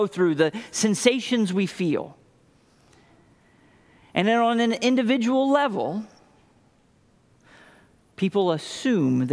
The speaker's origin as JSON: {"language": "English", "region": "Indiana", "country": "United States", "tie": "born or raised there", "also_born_or_lived": "Arkansas", "moved": "as an adult", "lives_now": "Pennsylvania, United States", "said": "I grew up in Indiana."}